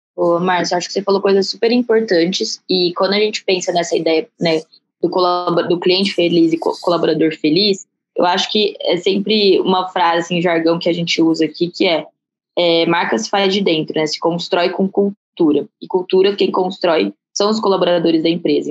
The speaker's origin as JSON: {"language": "Portuguese", "town": "Barretos", "region": "São Paulo", "country": "Brazil", "tie": "born or raised there", "said": "eu sou, sou de Barretos"}